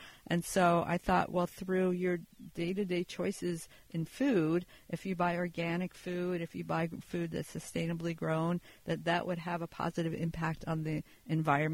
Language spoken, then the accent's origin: English; Pennsylvania, United States; moved away; I grew up in Pennsylvania.